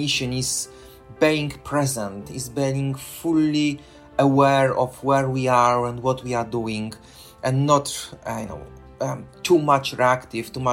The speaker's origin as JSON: {"language": "English", "country": "Poland", "moved": "as an adult", "lives_now": "London, United Kingdom", "said": "I'm originally from Poland. I live for the past 21 years in London in United Kingdom."}